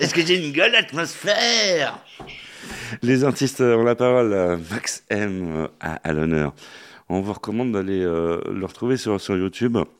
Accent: Paris, Île-de-France, France; nous, les Parisiens. Hein. On dit qu'on n'a pas d'accent.

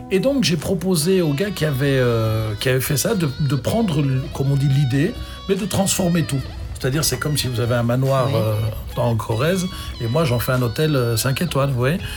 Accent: Belgium; accent: Belgian; Parfois, j'ai l'accent belge qui remonte.

